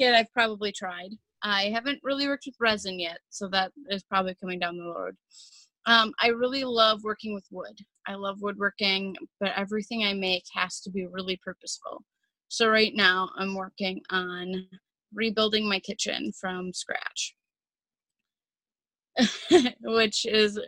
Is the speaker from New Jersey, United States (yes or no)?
no; Cottage Grove, Minnesota, United States; I grew up here in Minnesota, not far from St. Paul, in a suburb called Cottage Grove